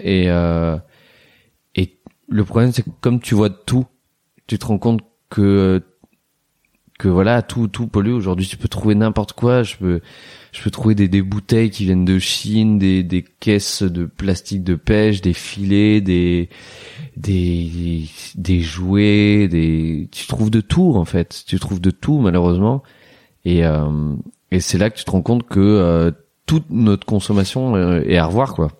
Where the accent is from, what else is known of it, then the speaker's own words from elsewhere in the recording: Roanne, Auvergne-Rhône-Alpes, France; now in Paris, France; ma ville natale, Roanne